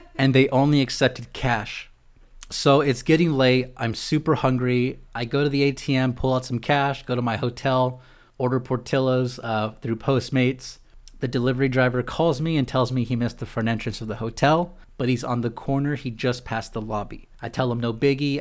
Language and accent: English; San Diego, California, United States; moved away as an adult; now in Chicago, United States; being from San Diego